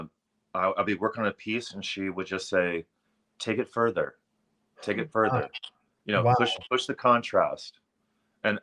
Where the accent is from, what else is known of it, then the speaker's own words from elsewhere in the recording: St. Augustine, Florida, United States; I grew up on a farm in St. Augustine, Florida